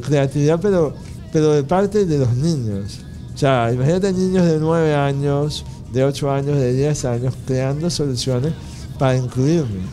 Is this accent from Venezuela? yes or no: yes; Venezuela; me enseñó a querer a Venezuela